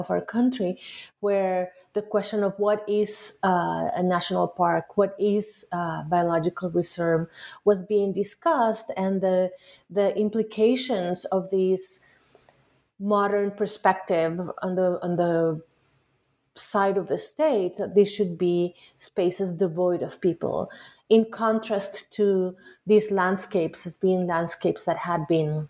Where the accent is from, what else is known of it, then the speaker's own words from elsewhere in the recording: Costa Rica; moved away as an adult; now in United States; I was born in Costa Rica, where I grew up